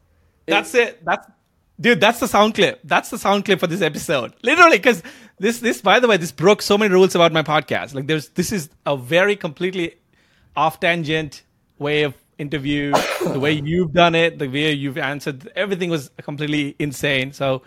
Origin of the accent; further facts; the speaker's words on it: India; I think growing up in India in that poverty, I'm like, I don't think I would be half the year, right?